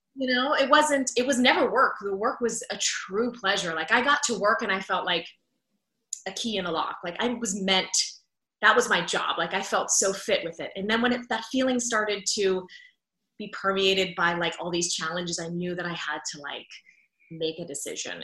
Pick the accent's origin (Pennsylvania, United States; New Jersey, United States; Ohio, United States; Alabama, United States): Pennsylvania, United States; Pittsburgh; moved away as an adult; now in Orlando, United States; I was at KDKA TV, the CBS affiliate in Pittsburgh, which is my hometown